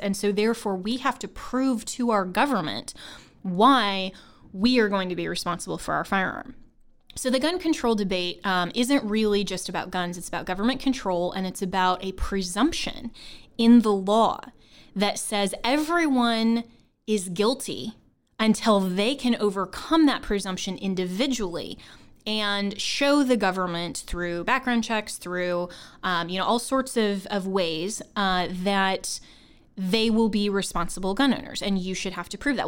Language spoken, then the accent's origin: English; Longmont, Colorado, United States; I grew up in Longmont, Colorado, which is actually in Boulder County